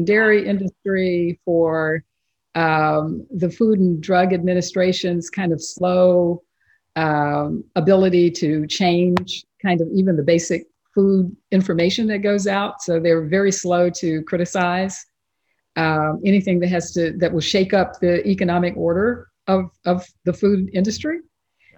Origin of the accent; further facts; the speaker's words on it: East Texas, United States; I grew up in East Texas